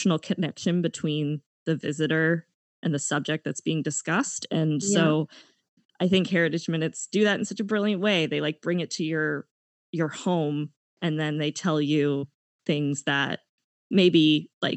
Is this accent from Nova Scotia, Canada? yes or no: yes; Dartmouth, Nova Scotia, Canada; As a kid, I grew up in Dartmouth.